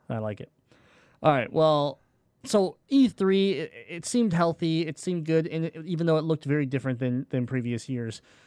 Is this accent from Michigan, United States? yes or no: yes; Detroit, Michigan, United States; we're from Michigan. We're from Detroit